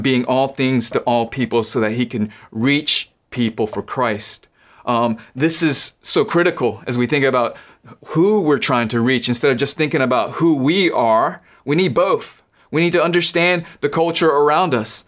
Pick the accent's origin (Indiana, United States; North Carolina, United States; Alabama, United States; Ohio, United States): North Carolina, United States; I'm a North Carolinian